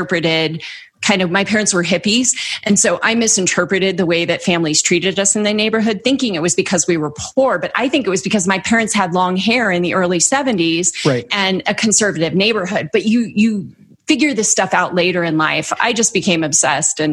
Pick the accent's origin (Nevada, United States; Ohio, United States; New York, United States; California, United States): California, United States; the Bay Area; I grew up in the Bay Area.